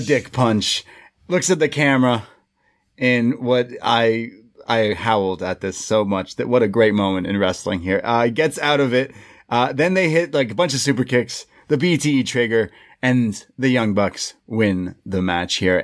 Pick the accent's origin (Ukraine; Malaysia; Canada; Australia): Canada; Toronto, Ontario; we're from Toronto